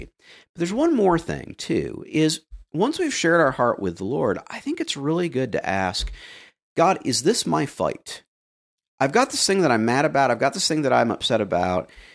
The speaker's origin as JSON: {"language": "English", "region": "the American South", "country": "United States", "said": "as a Southerner"}